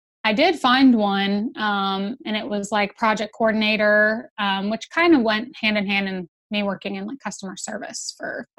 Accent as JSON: {"language": "English", "region": "Georgia", "country": "United States", "tie": "born or raised there", "said": "I grew up in Georgia, so born and raised, been here my whole life"}